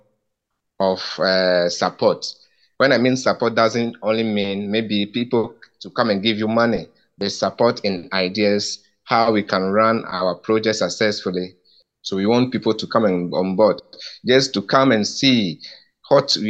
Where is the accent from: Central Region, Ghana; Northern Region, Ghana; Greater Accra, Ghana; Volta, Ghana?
Volta, Ghana; Peki; I'm a Ghanaian born. I'm 39 years of age. I'm from Ajokwe, Pekki. Pekki is my homeland